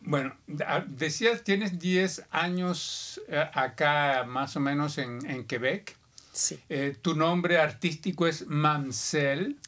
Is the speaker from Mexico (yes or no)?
no; Barranquilla, Atlántico, Colombia; now in Canada; Yo soy de Barranquilla, Colombia.